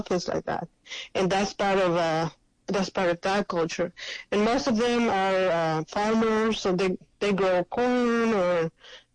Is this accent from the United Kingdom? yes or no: no; State of Mexico, Mexico; English is a second language; moved away; I grew up in the state of Mexico, which is it's basically the Mexico City